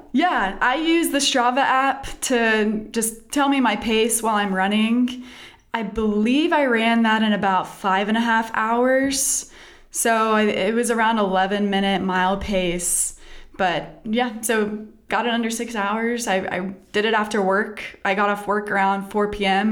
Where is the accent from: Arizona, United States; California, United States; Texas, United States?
Texas, United States; now in North Carolina, United States; I grew up in Texas